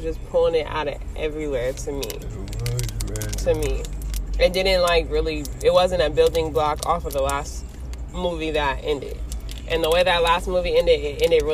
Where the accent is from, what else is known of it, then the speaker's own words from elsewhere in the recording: Los Angeles, California, United States; we're both from Los Angeles, California